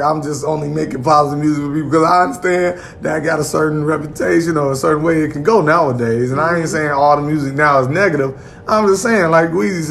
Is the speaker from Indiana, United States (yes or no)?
yes; Gary, Indiana, United States; Gary, Indiana, in the building, my hometown